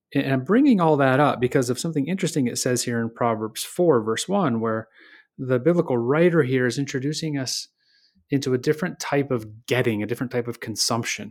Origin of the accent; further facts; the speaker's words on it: Michigan, United States; I grew up in Michigan